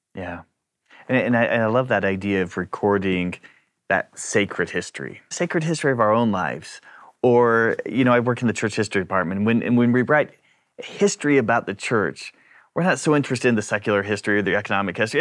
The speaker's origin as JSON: {"language": "English", "country": "New Zealand", "tie": "born or raised there", "moved": "yes", "lives_now": "Brisbane, Australia", "said": "I was born and raised in New Zealand, but now I live in Brisbane"}